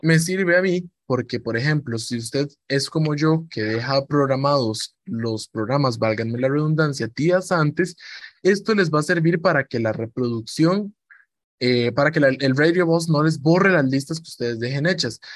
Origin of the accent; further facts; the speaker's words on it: Cartago, Costa Rica; Yo provengo de Costa Rica, de la noble y leal ciudad de Cartago, aquí en Costa Rica